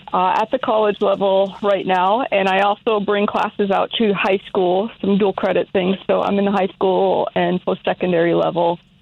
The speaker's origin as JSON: {"language": "English", "region": "South Dakota", "country": "United States", "tie": "born or raised there", "also_born_or_lived": "Philadelphia / Minnesota", "said": "So I was born outside of Philadelphia, but I spent most of my life growing up here in South Dakota and lived in Minnesota for 15 years or so, and I'm back in South Dakota now."}